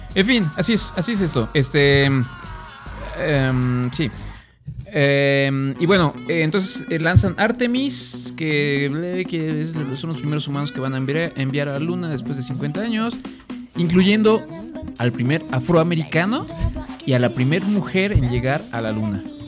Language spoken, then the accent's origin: Spanish; Guanajuato, Mexico; estamos acá de regreso en, nuestro ranchito, pues aquí en, el, en el Guanajuato querido, ¿no? En el terruño